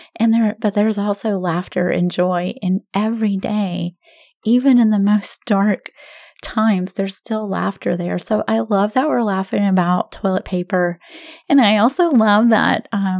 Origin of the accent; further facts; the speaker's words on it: the South, United States; we're from the South